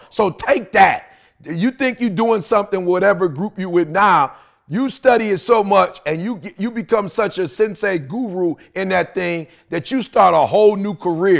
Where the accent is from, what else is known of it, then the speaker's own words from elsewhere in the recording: Detroit, Michigan, United States; because like I said, see, I grew up in Motown.